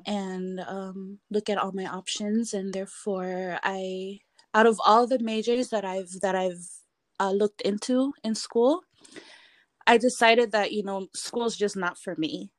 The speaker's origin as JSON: {"language": "English", "country": "Palau", "tie": "born or raised there", "also_born_or_lived": "Pohnpei", "moved": "as an adult", "lives_now": "San Francisco, United States", "said": "I grew up in Palau"}